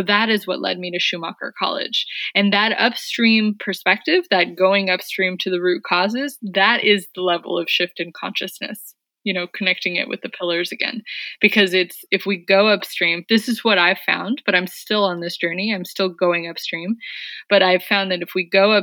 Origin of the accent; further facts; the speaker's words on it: San Francisco, California, United States; I'm from San Francisco, but worked and lived around the Bay Area